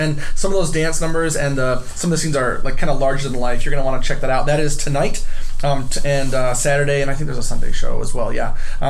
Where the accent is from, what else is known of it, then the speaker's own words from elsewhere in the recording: Iowa, United States; Iowans, we're supposed to say pop, aren't we?